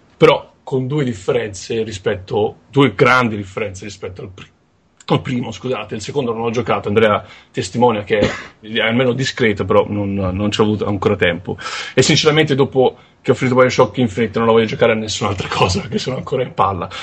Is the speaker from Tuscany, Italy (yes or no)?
yes; Tuscany, Italy; sono toscano